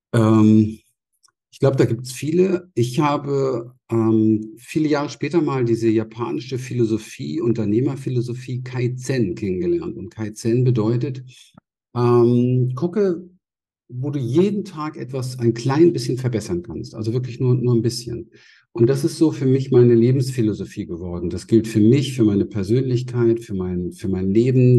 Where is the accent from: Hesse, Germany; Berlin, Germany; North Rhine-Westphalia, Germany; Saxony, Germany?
Berlin, Germany; ich bin in Berlin aufgewachsen